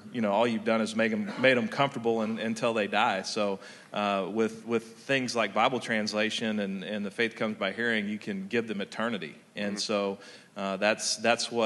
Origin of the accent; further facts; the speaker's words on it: Texas, United States; I'm from Texas